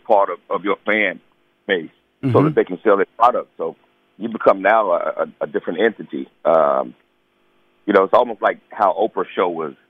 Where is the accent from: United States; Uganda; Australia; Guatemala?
United States; Charlotte, North Carolina; I'm a Southern guy, man. I'm from Charlotte, North Carolina.